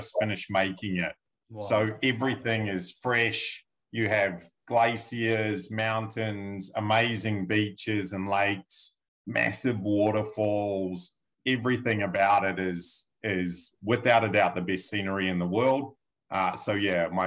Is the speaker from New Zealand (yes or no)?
yes; New Zealand; now in Victoria, Australia; I'm actually a New Zealander by birth